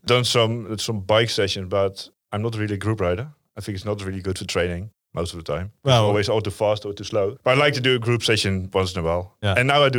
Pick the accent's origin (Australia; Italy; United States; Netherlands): Netherlands; Veluwe, Gelderland; English is a second language; moved away as an adult; now in Amsterdam, Netherlands; Netherlands, of course. Yeah. You can hear that. From Veluwe.